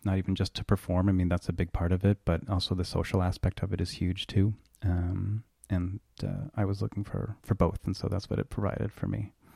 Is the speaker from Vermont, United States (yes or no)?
yes; Burlington, Vermont, United States; moved away as an adult; also born or lived in Colchester, Vermont; Yes, born and raised in Burlington, um, actually started off for the first ten years in Colchester